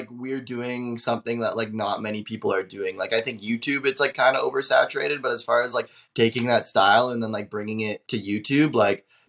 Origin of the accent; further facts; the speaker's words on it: Canada; I'm from Canada